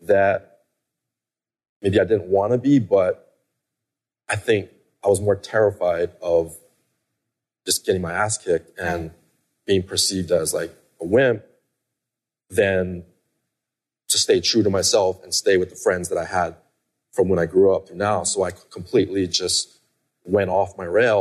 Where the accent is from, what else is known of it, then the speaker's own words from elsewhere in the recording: Hawaii, United States; I grew up in Hawaii